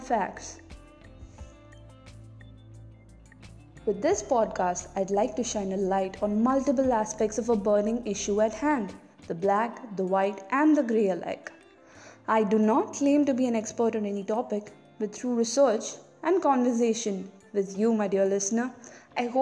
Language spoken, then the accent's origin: English; Kerala, India; My home state, Kerala